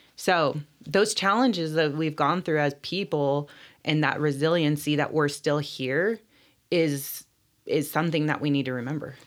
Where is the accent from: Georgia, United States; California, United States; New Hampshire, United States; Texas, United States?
California, United States; Bishop; also born or lived in Riverside, California; I grew up here in Bishop, went away to school, uh, starting in high school when we went to boarding school, Sherman Indian High School